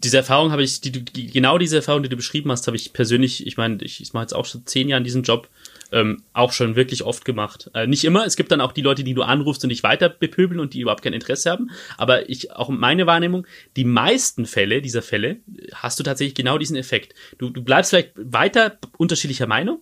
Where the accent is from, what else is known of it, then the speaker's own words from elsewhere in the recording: Regensburg, Bavaria, Germany; in meiner Heimatstadt Regensburg